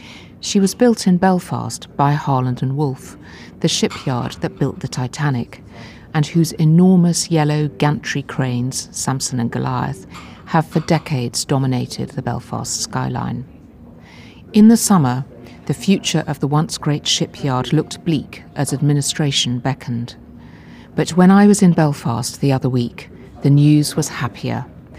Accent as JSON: {"language": "English", "country": "Hong Kong", "tie": "born or raised there", "said": "I love travelling. I was born in Hong Kong, where I spent part of my childhood, and haven't stopped travelling since."}